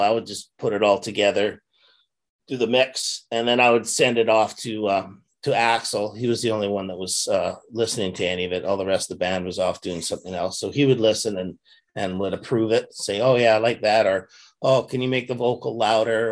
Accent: Canada; being Canadian

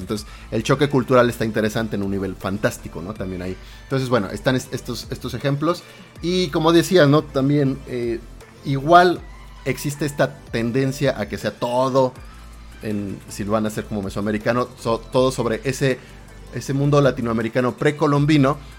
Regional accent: Mexico; los mexicanos tenemos palabras diferentes

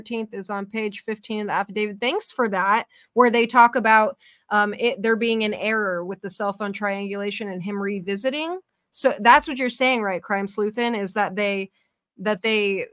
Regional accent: Northern California, United States; now in the South, United States; I'm from Northern California. I lived in Southern California, too

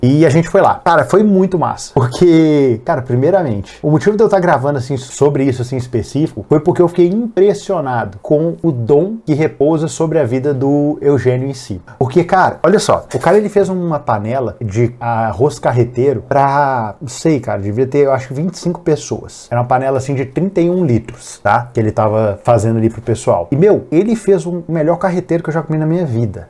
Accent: Minas Gerais, Brazil; eu sou mineiro

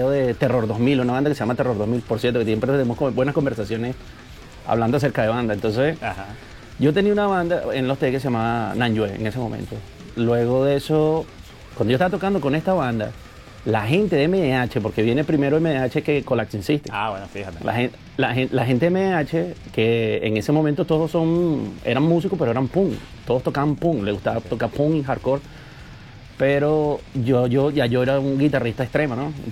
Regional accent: Los Teques, Miranda, Venezuela; moved away as an adult; now in United States; yo, yo soy de los teques

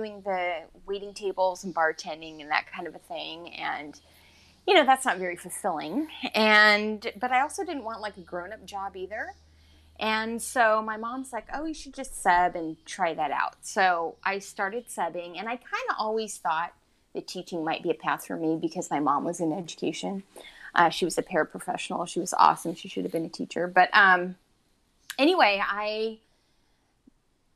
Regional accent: Vacaville, California, United States; I grew up in Vacaville

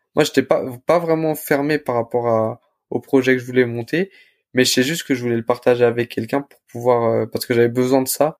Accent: Le Blanc-Mesnil, Île-de-France, France; j'ai grandi à Blanc-Ménil. J'ai euh, fait toute ma scolarité euh, bah, au lycée, enfin au collège, au lycée à Blanc-Ménil.

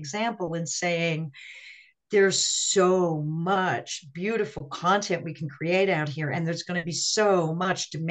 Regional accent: Las Cruces, New Mexico, United States; also born or lived in Seattle; now in Albuquerque, United States; I'm from Las Cruces

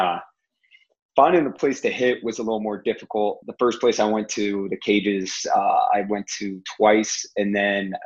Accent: about 40 minutes from Toledo, Ohio, United States; 40 minutes from my hometown

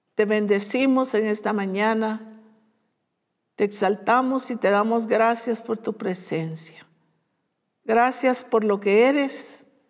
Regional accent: Guatemala; esos somos los guatemaltecos

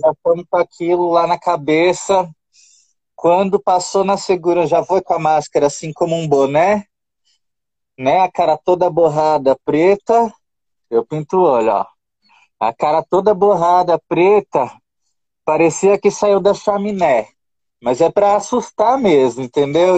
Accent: Brazil; moved away as an adult; also born or lived in Qatar; quando eu saí do Brasil

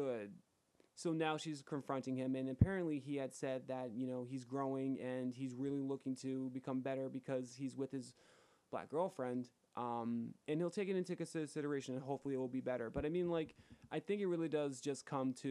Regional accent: Atlantic County, New Jersey, United States; My hometown is predominantly white. There are pockets within Atlantic County

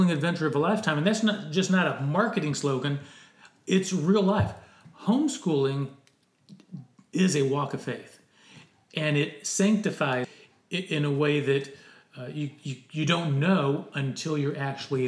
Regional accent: United States; The experience as an American

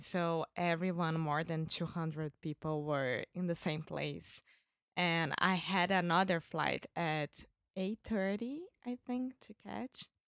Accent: Rio de Janeiro, Brazil; English is a second language; I'm Brazilian from Rio de Janeiro.

